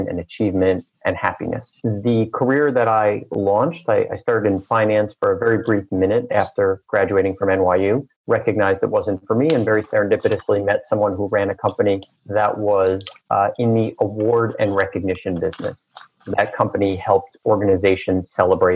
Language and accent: English; New York City, New York, United States; I was born and raised in Queens, New York, in a very loving middle-class family